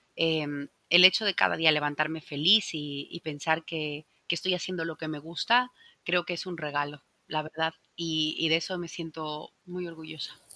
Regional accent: Bolivia; now in Spain; el Salar de Uyuni, que está en mi país

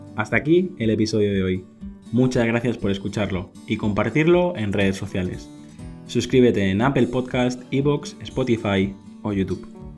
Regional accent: Mallorca, Balearic Islands, Spain; yo soy de Mallorca que está muy cerquita

